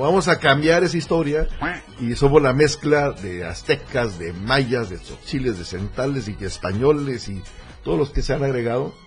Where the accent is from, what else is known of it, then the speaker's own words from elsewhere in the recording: Tapachula, Chiapas, Mexico; yo soy de Tapachula